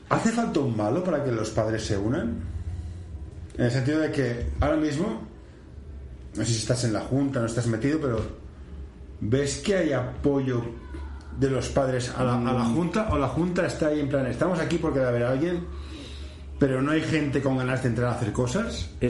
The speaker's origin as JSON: {"language": "Spanish", "town": "Barcelona", "region": "Catalonia", "country": "Spain", "said": "Bueno, yo soy del Carmelo"}